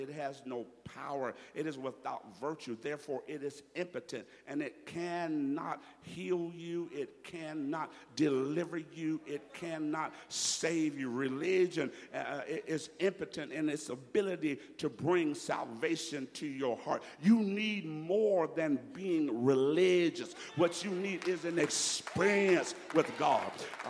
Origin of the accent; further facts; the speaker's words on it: Alabama, United States; I went to Jamaica, and they knew I was from Alabama. I'm not from Jamaica. I'm from Alabama.